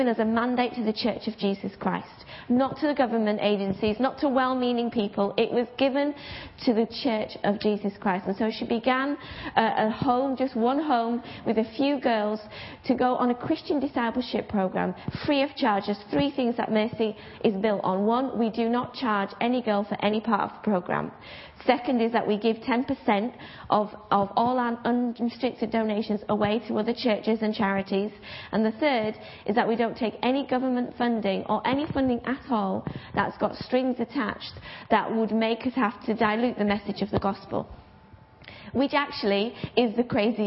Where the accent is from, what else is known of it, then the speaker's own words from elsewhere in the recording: Bradford, Yorkshire and the Humber, United Kingdom; I'm from Bradford